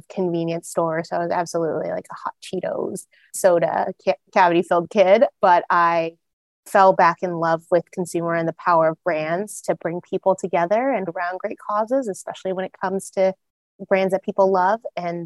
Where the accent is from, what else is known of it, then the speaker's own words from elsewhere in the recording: Arlington, Texas, United States; moved away as an adult; also born or lived in East Coast / West Coast / Philadelphia / Los Angeles; I'm originally from Arlington, Texas